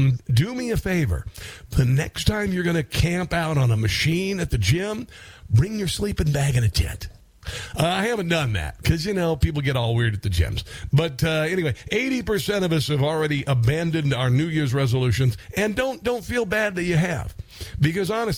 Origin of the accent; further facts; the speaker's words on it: Iowa, United States; my home state, Iowa